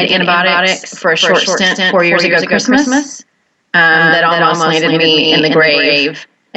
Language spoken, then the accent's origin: English; Wichita, Kansas, United States; born or raised there